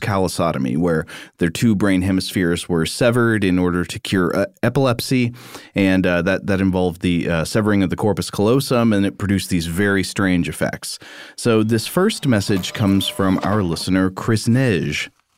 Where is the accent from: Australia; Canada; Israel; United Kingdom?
Canada; Yes, I'm Canadian.